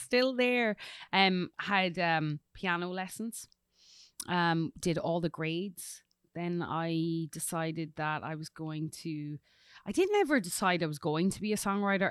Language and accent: English; Collon, County Louth, Ireland; moved away as an adult; now in Tennessee, United States; I'm originally from Ireland, a little rural village called Cullen in County Louth. Um, but now I lay my hat here in Tennessee.